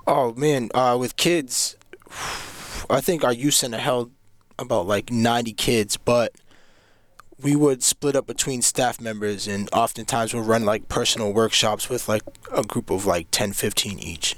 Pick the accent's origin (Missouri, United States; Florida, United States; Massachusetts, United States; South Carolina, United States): Massachusetts, United States; Cambridge; I'm from Cambridge, Mass.